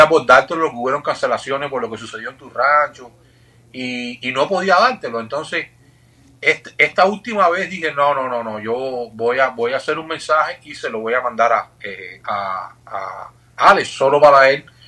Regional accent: Cuba; como cubano

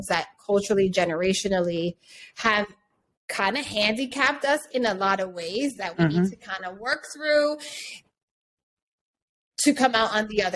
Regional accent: Hartford, Connecticut, United States; also born or lived in New York; now in Los Angeles, United States; I'm from Hartford, Connecticut, but I lived in New York for 20 years. And now I currently live

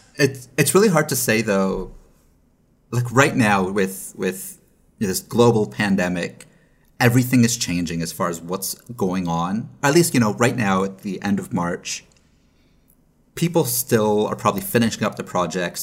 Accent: Canada; now in Los Angeles, United States; As a Canadian, I have the ability to go back home.

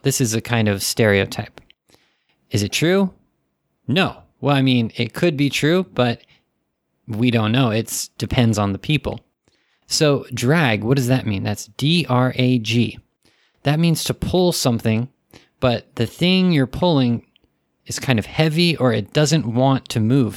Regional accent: United States; I'm American

